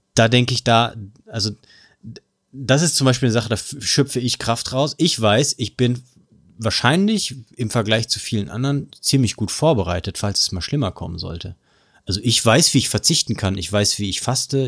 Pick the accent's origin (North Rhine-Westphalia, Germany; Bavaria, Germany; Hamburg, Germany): North Rhine-Westphalia, Germany; Ruhr area; bei uns im Pott